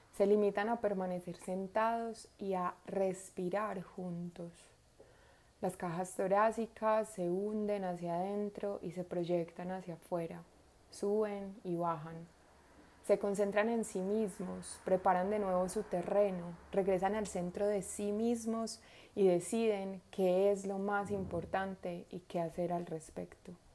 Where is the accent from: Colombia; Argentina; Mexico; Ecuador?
Colombia; also born or lived in Medellín; la ciudad donde vivo, en Medellín, de lo que va sucediendo en el país donde nací, en Colombia